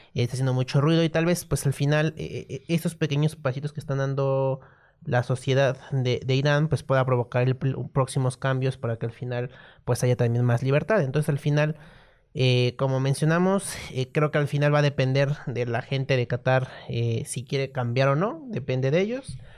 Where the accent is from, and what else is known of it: Mexico